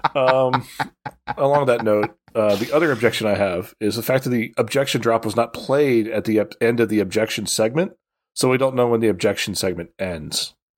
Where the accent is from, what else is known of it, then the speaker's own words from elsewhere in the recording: Chicago, Illinois, United States; now in Michigan, United States; I grew up in Chicago